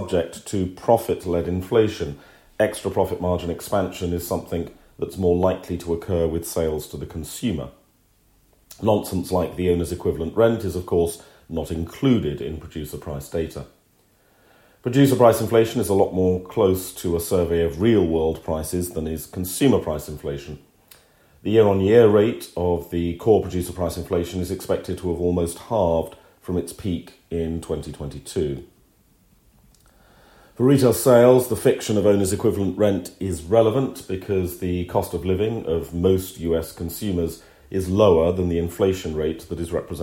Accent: United Kingdom; as a British subject

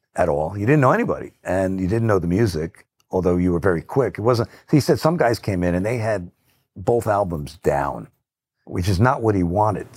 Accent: New Jersey, United States; I'm from New Jersey

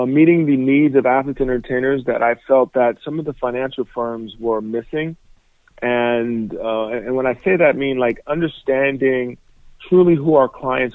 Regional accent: New York City, New York, United States; moved away as an adult; also born or lived in Indiana; Born and raised in New York City, both my parents came from Nigeria

